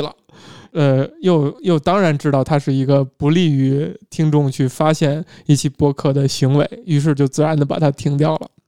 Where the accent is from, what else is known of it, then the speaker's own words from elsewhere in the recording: Beijing, China; 我身为一个北方人啊，甚至身为一个北北京京人人